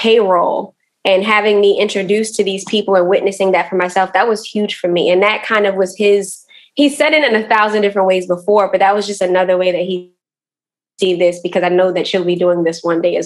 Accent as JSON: {"language": "English", "town": "Baltimore", "region": "Maryland", "country": "United States", "said": "I am from West Baltimore"}